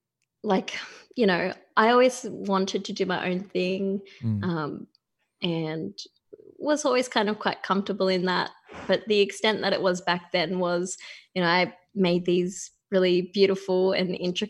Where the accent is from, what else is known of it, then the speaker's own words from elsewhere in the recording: Wollongong, New South Wales, Australia; I grew up in a town called Wollongong, or the Illawarra, which is about an hour and a half south of Sydney.